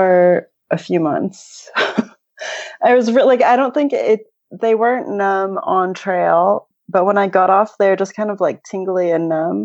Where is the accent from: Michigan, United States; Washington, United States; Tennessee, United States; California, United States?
California, United States; now in New Zealand; I grew up in California, so my parents are still there